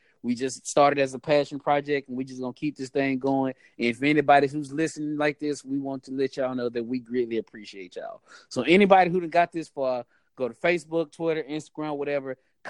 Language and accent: English; Oakland, California, United States; Don't forget, I'm still from Oakland.